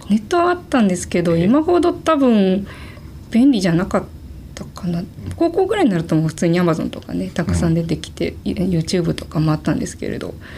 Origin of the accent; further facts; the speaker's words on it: Gunma, Japan; 群馬県で全然あの田舎の方の出身です